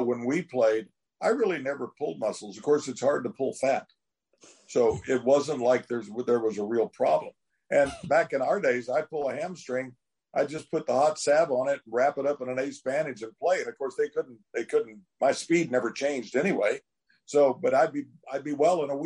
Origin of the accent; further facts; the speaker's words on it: Oklahoma, United States; growing up in Oklahoma, working in the fields, chopping cotton and combining peanuts and pulling cotton